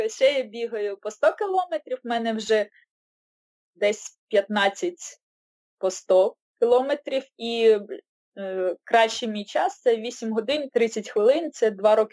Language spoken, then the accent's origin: Ukrainian; Odesa, Odesa Oblast, Ukraine; moved away as an adult; now in Kyiv, Ukraine; з вами з України, Київ, але родом я з Одеси. 28 років жила в Одесі і вже другий рік от в Києві мешкаю